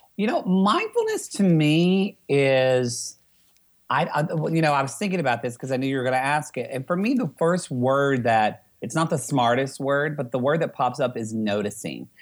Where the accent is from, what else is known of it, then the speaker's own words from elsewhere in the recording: Southern Oklahoma, United States; I was a feminine kid in Southern Oklahoma.